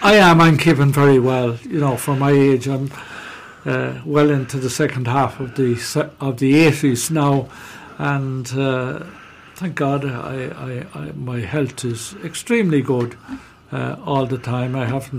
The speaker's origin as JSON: {"language": "English", "town": "Roscrea", "region": "Tipperary", "country": "Ireland", "tie": "born or raised there", "said": "I'm from Roscrea. I'm a native of Roscrea, born and reared, lived about 3 miles outside Roscrea on the Temple Moor direction. Went to primary school in Roscrea."}